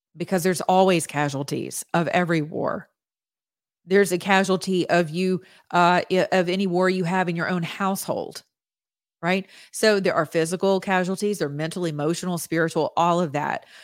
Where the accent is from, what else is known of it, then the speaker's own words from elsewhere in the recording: United States; as an American citizen